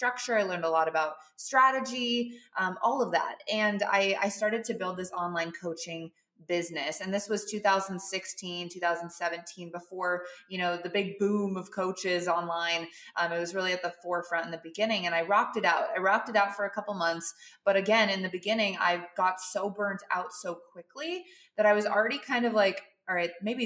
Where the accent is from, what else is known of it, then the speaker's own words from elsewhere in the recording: Montana, United States; moved away as an adult; also born or lived in San Diego, California / Colorado; now in Austin, United States; I'm from Montana, not a cow town, but just as close as you can possibly get